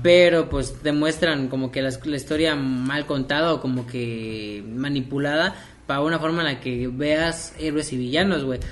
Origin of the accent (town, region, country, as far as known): Mexico